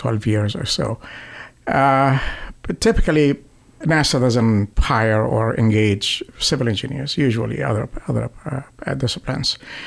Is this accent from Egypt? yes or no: yes; Egypt; moved away as an adult; also born or lived in Netherlands / Canada / Ohio / Louisiana; now in United States; growing up in Egypt